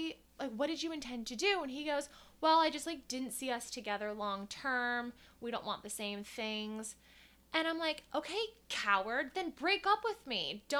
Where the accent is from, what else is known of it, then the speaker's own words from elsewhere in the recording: Columbus, Ohio, United States; moved away as an adult; Born and raised in Columbus, Ohio. Moved here almost 3 years ago.